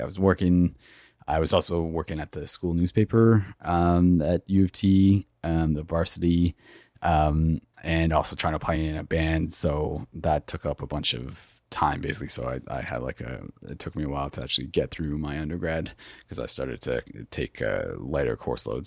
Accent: Toronto, Ontario, Canada; I grew up in Etobicoke in the western part of Toronto.

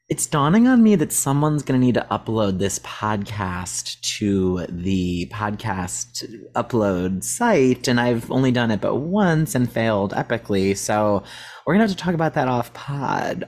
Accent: Cleveland, Ohio, United States; We grew up in Cleveland, Ohio

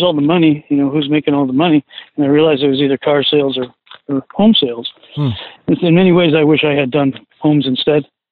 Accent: Chicago, Illinois, United States; now in Monterey County, United States; I'm originally from Chicago

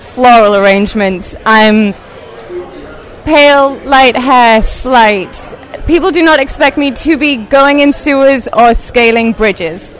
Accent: England, United Kingdom; moved away as an adult; now in Brooklyn, United States; I was born in England.

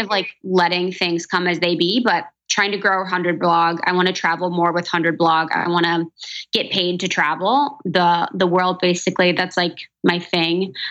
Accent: Cincinnati, Ohio, United States; also born or lived in Chicago / New York; now in Los Angeles, United States; I'm from Ohio, from Cincinnati

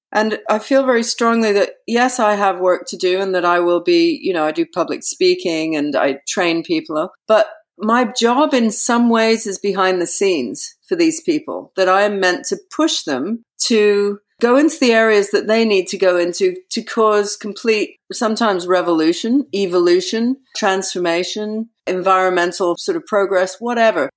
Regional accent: Yorkshire and the Humber, United Kingdom; I lived with her for a lot of time when I was a child up in Yorkshire

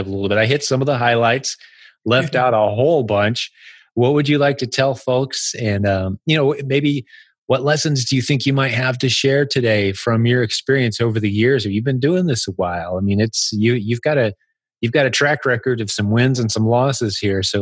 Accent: United States; accent: American; my American accent

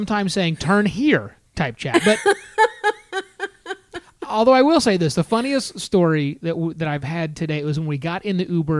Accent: United States; We're American.

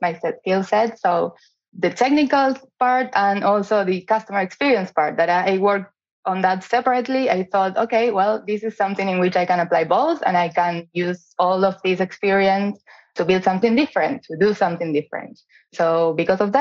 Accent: Argentina; moved away as an adult; also born or lived in Auckland, New Zealand; I'm from Argentina, so I worked there for big companies such as Amex or Zurich Insurance

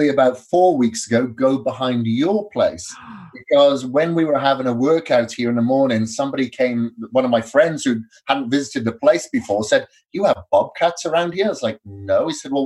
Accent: Wales, United Kingdom; moved away as an adult; also born or lived in India / Australia; now in Boise, United States; I grew up in Wales many years ago, up until my mid-20s

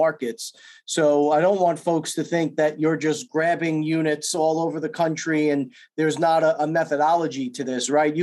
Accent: New York, United States; I'm from New York

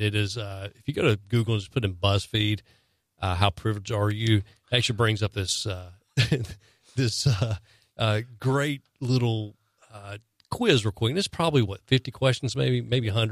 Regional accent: the South, United States; growing up in, growing up in the South

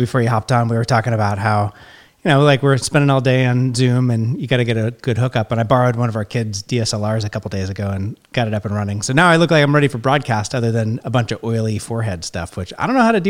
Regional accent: Oregon, United States; now in California, United States; I grew up in Oregon

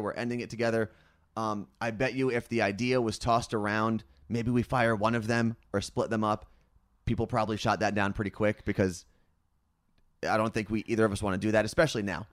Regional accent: New Jersey, United States; I'm from New Jersey

